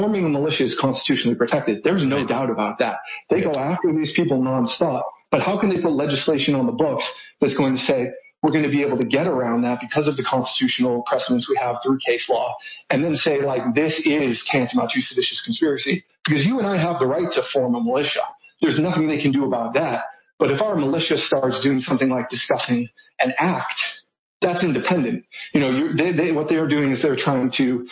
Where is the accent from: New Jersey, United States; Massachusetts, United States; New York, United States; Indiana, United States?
Massachusetts, United States; Boston; moved away as an adult; now in Austin, United States; I moved to Austin in 2014, and I was, from the Northeast. I'm from the Boston area